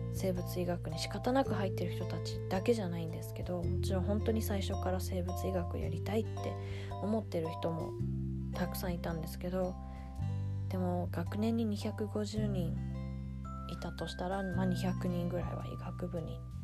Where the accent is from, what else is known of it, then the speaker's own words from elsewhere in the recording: London, United Kingdom; イギリスのロンドンで生まれ育っているですが一度も日本に住んだことがないです